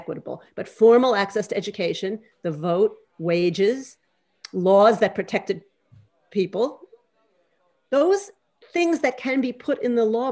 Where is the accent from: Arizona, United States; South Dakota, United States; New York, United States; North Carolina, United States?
New York, United States; I grew up in New York at the sort of end of the anti-Vietnam War movement